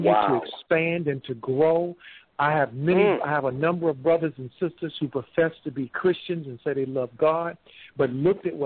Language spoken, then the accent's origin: English; United States; Full-born, bred Americans